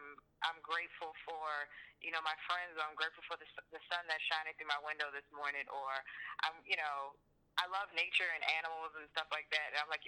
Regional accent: Baltimore, Maryland, United States; moved away; I'm from Baltimore, but most of the shows I've done have always been outside of Baltimore. So me being back, I've only been back in Maryland for 2 years.

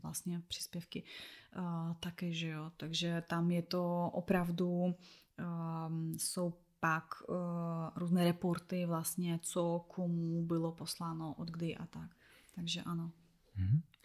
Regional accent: Belarus; Czech is a second language; moved away; jako vlastně Běloruska

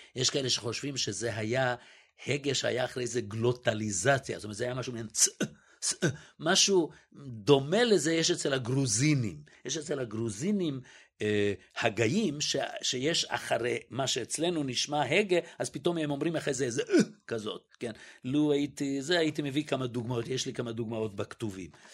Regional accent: Israel; also born or lived in Budapest, Hungary; גדלתי, אני מוכרח להגיד, בילדותי, זה אחד הדברים הנפלאים שגדלתי בשכונת עולים

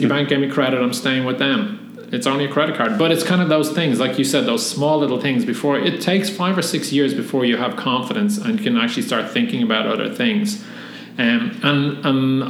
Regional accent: Dublin, Leinster, Ireland; moved away as an adult; now in California, United States; I'm from Tallaght, which is a suburb of Dublin on the southwest side. Not a nice suburb of Dublin, but not horrible. Grew up pretty Irish

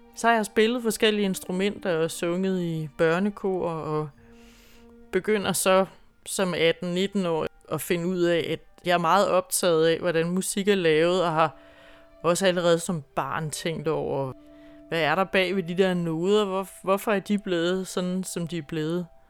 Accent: Grenå, Central Denmark Region, Denmark; moved away as an adult; also born or lived in Holstebro; Jeg boede ude på landet uden for Grenå, hvor jeg kommer fra

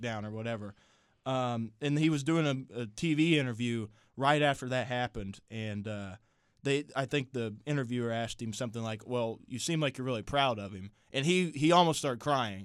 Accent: Indiana, United States; I'm from Indiana. I'm from thirty minutes south of here. I've grown up in Bob Knight country, literally.

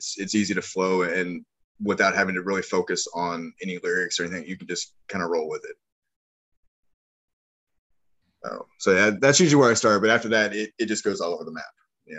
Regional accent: Midwest, United States; now in New Orleans, United States; Like I said, I grew up in the Midwest, and then I bounced around with the military and ended up settling in New Orleans.

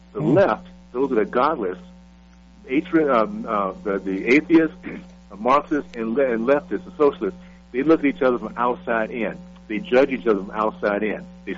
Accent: Columbus, Ohio, United States; born there; people need to understand why I was born in Columbus, because it gives you an idea of how far our country's come.

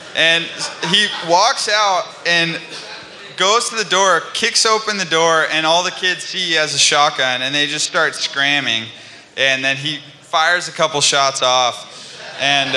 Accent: California, United States; I'm from California. I don't handle the cold very well

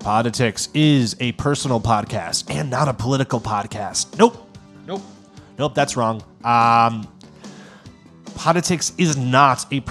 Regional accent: United States; I am an American

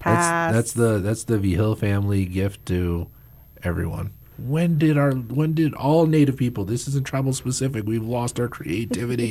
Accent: Baltimore, Maryland, United States; now in New Mexico, United States; I grew up on the East Coast in Baltimore, Maryland

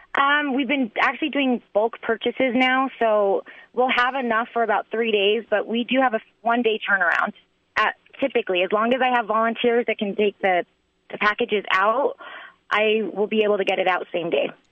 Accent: Albuquerque, New Mexico, United States; I'm from Albuquerque, New Mexico. I went to Saint Pius, um, Saint Mary's in elementary and middle school. So, local grown girl

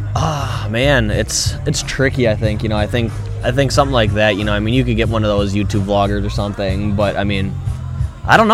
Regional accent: Milwaukee, Wisconsin, United States; I'm from Milwaukee, Wisconsin

